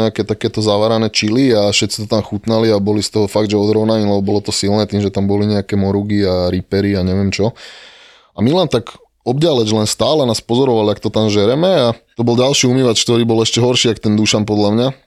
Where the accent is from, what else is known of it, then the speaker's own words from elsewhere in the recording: Myjava, Trenčín Region, Slovakia; Ja som pôvodom, že z Kopaníc